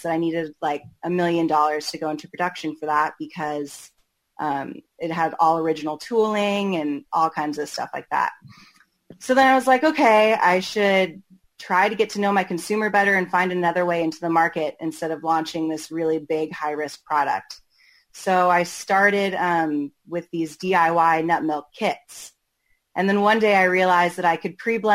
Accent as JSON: {"language": "English", "town": "Portland", "region": "Oregon", "country": "United States", "tie": "born or raised there", "said": "I'm from Portland, Oregon, born and raised"}